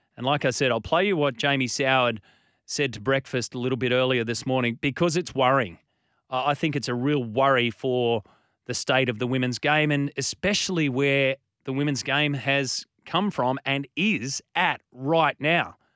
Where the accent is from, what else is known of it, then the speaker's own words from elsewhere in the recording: Australia; as an Aussie